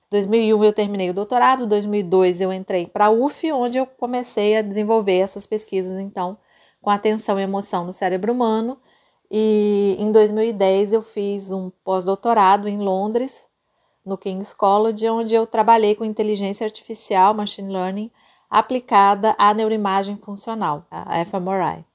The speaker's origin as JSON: {"language": "Portuguese", "town": "Campo Grande", "region": "Mato Grosso do Sul", "country": "Brazil"}